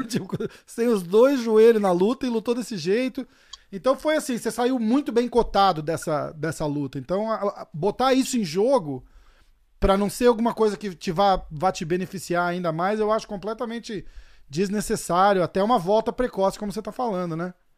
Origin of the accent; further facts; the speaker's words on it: Brazil; sou brasileiro